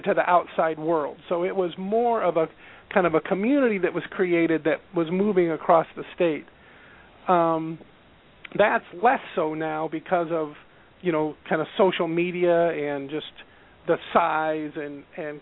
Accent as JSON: {"language": "English", "region": "Nebraska", "country": "United States", "tie": "born or raised there", "moved": "as an adult", "lives_now": "Iowa, United States", "said": "I grew up in Nebraska, pretty close to the Iowa border, always within 40 miles"}